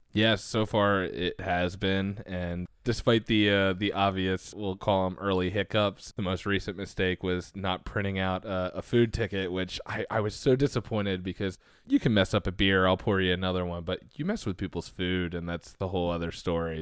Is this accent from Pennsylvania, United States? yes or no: yes; Philadelphia, Pennsylvania, United States; accent: Delco; I'm from the Philadelphia area